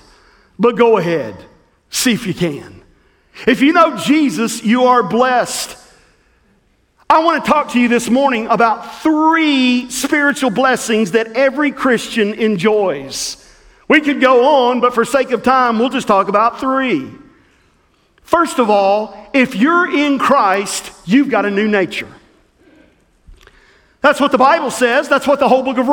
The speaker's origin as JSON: {"language": "English", "region": "Southwest Tennessee", "country": "United States", "tie": "born or raised there", "said": "the little church that I grew up in Southwest Tennessee"}